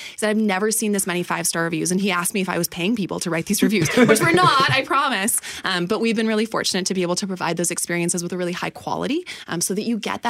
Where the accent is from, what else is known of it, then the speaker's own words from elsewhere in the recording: Winnipeg, Manitoba, Canada; moved away as an adult; also born or lived in Toronto; So 2 years ago, or three, maybe 3 years ago, I moved back to Winnipeg from Toronto. I'm a Winnipegger born and raised.